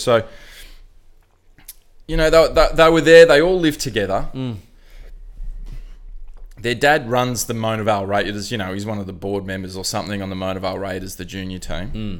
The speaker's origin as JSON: {"language": "English", "town": "Sydney", "region": "New South Wales", "country": "Australia", "tie": "born or raised there", "said": "I grew up in Newport."}